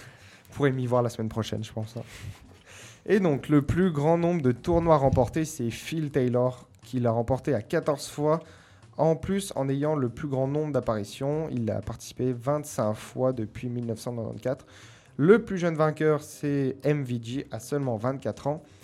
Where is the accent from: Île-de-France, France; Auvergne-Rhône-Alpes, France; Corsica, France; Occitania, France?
Auvergne-Rhône-Alpes, France; Mont Jura; je suis un enfant du Jura, enfin du Mont Jura